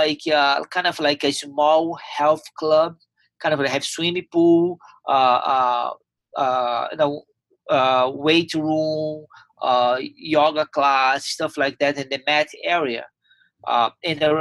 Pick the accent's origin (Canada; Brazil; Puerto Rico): Brazil; Teresópolis, Rio de Janeiro; English is a second language; moved away as an adult; also born or lived in Ribeirão Preto, Brazil / Delaware, United States; now in Tampa, United States; My whole family was in Teresópolis. All my friends, where I grew up, my home.